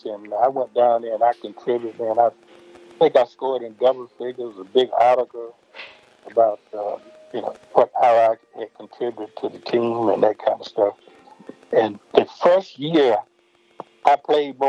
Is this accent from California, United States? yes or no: no; North Carolina, United States; my hometown